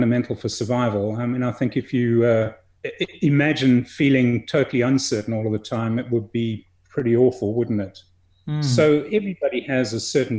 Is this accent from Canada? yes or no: no; South Africa; also born or lived in England; My family emigrated when I was a fairly young boy. I moved to a different country. I'm English born and, you know, now South African bred